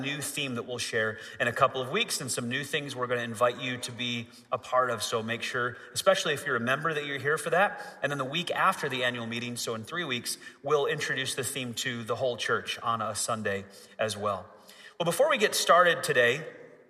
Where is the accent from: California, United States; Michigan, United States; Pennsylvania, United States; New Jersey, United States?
Michigan, United States; moved away; also born or lived in Florida; I grew up in Michigan, so I'm kind of used to this cold weather